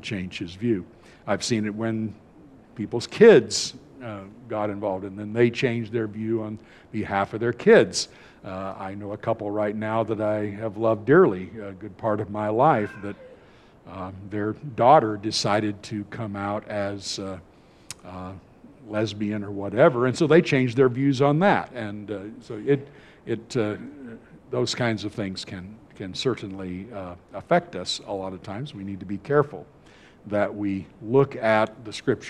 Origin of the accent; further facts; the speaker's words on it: California, United States; moved away; I grew up in California